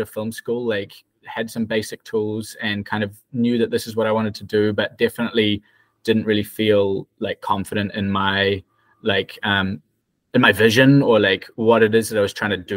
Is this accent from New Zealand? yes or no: yes; New Zealand; moved away as an adult; now in New York, United States; So I'm from New Zealand. Well, mostly New Zealand originally